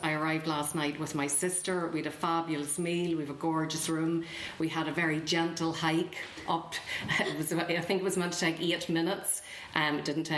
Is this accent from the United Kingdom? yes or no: yes; Ballymena, Northern Ireland, United Kingdom; moved away as an adult; also born or lived in Belfast; now in West Limerick, Ireland; I'm from Ballymena and I lived in Belfast for years